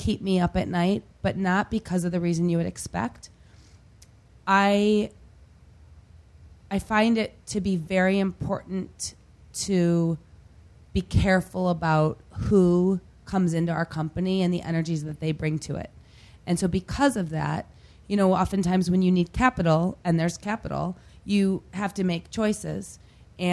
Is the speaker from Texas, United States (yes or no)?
no; Detroit, Michigan, United States; moved away; I grew up outside of Detroit, and I'm a proud Detroiter